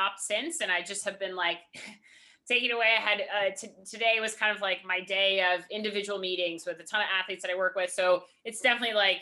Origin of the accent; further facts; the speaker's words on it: Charlottesville, Virginia, United States; I grew up in Charlottesville